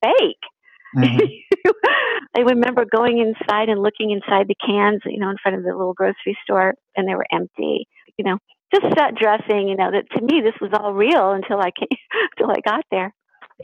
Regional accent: Los Angeles, California, United States; also born or lived in New York City, New York / Dumont, New Jersey; we moved out to L.A. then. I was about 5 years old then

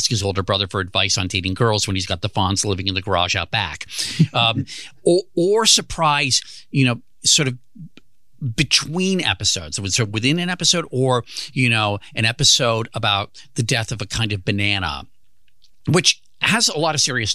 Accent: United States; I grew up outside of Washington, D.C.

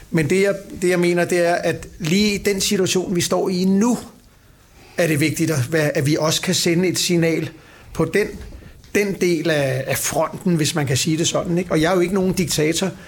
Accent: Copenhagen, Capital Region of Denmark, Denmark; Jeg er født på Plads på Vesterbro og vokset op på Nørrebro.

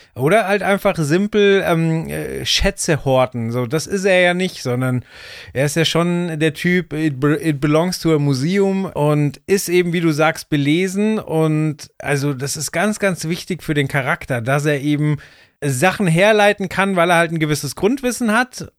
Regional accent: Bavaria, Germany; Ich bin in Bayern aufgewachsen

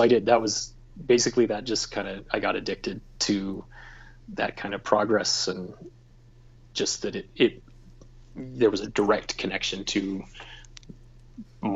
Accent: Hermiston, Oregon, United States; We're just from Hermiston, Oregon

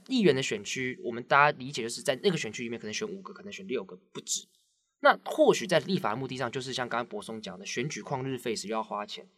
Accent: Taiwan; 我们台湾人

